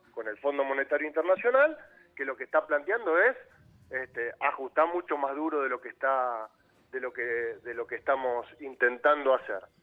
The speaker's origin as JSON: {"language": "Spanish", "town": "San Isidro", "region": "Buenos Aires Province", "country": "Argentina", "said": "yo soy de San Isidro"}